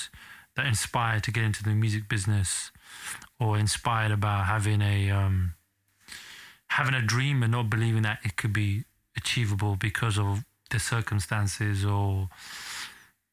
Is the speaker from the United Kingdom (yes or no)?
yes; Bedford, East of England, United Kingdom; I grew up in Bedford, a small town outside of like an hour, 2 hour drive from London, where I was raised